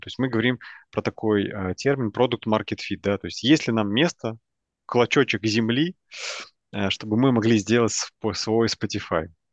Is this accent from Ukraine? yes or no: no; Minsk, Belarus; moved away as an adult; now in Vilnius, Lithuania; родом я из Минска. Вот, последние два года я живу в Вильнюсе